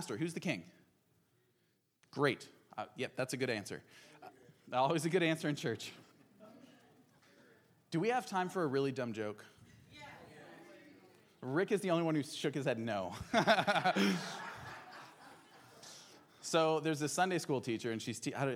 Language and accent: English; Albania; now in Portland, United States; When I moved here from Albania, where I grew up